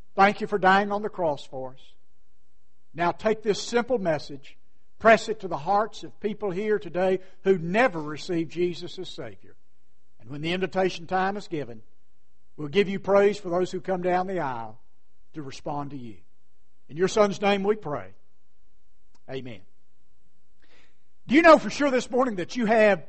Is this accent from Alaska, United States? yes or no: no; Pearisburg, Virginia, United States; also born or lived in Wise County, Virginia / Lynchburg, Virginia; I'm just an old country fella from Parisburg, out in Giles County, on the Virginia, West Virginia line